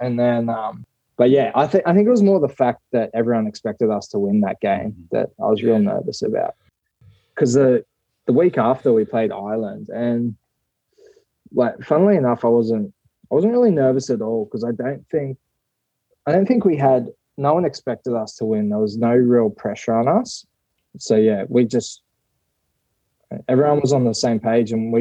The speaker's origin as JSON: {"language": "English", "country": "Australia", "tie": "born or raised there", "moved": "as an adult", "lives_now": "Japan", "said": "although I'm like Australian born"}